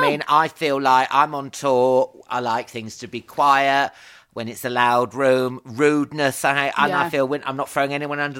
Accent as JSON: {"language": "English", "town": "Northampton", "region": "East Midlands", "country": "United Kingdom", "said": "Americans say to me, sort of, where are you from with that accent? I'm like, oh, no, just Northampton."}